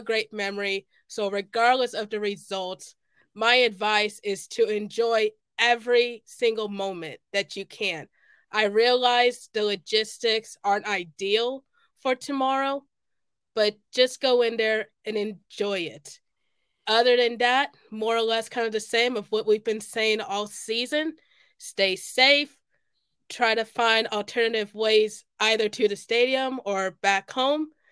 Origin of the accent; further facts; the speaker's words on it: Kansas City, United States; I'm from Kansas City